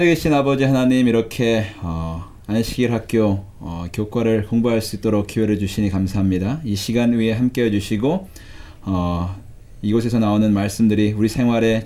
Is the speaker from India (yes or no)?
no; South Korea; now in Tampa, United States; I'm from Korea, and I live in Tampa, Florida right now